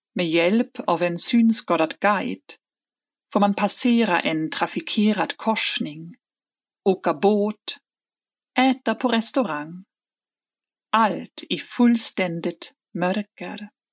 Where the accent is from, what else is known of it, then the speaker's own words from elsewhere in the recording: Hamburg, Germany; moved away; i min hemstad Hamburg